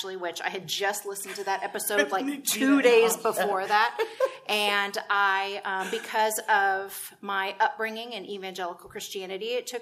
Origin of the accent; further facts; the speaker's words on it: Texas, United States; I was raised in Texas, where there's a church on every corner